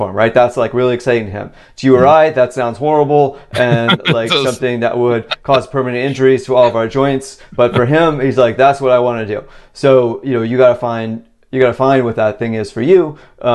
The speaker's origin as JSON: {"language": "English", "region": "Virginia", "country": "United States", "tie": "born or raised there", "said": "where I grew up in Virginia"}